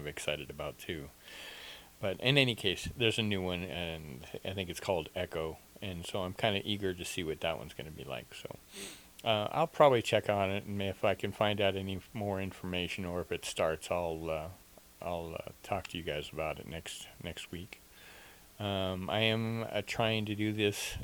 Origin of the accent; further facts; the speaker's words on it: Nova Scotia, Canada; also born or lived in southern Arizona, United States; now in Arizona, United States; I was raised in Nova Scotia, Canada